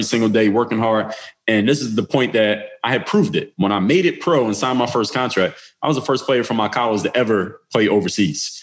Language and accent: English; Philadelphia, Pennsylvania, United States; I'm from Philly